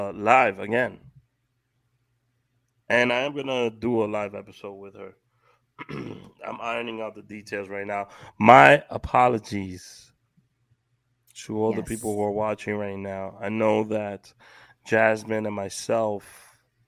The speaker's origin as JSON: {"language": "English", "town": "New York City", "region": "New York", "country": "United States", "tie": "born or raised there", "said": "As a kid growing up in Washington Heights"}